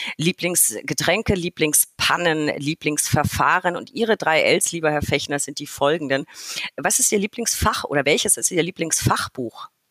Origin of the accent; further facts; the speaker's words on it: Franconia, Bavaria, Germany; Ich komme ja aus Franken